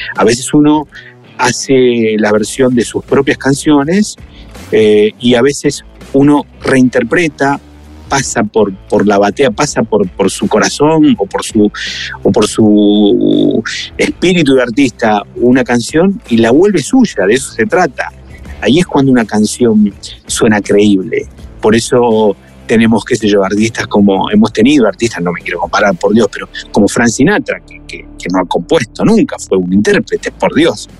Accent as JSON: {"language": "Spanish", "country": "Argentina", "moved": "yes", "lives_now": "Mexico", "said": "aunque yo sea argentino"}